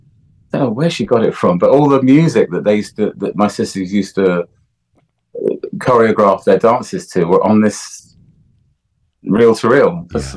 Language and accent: English; Jamaica; But, you know, growing up in Jamaica, the resources are a little bit scarce